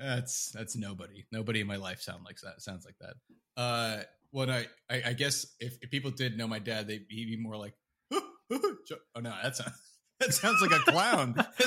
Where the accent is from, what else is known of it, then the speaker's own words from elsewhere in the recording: Canada; And, you know, you'd be like, oh, yeah, you know, like I'm from Canada.